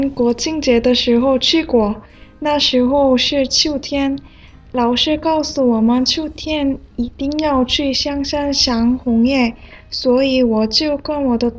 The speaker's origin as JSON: {"language": "Chinese", "country": "South Korea", "second_language": "Chinese", "moved": "yes", "lives_now": "Beijing, China"}